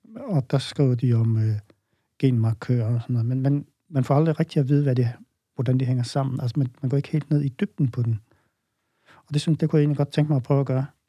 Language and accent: Danish; Holstebro, Central Denmark Region, Denmark; jeg stammer oprindeligt fra Vestjylland, øh, vokset op i Holstebro, nærmere bestemt i Tvis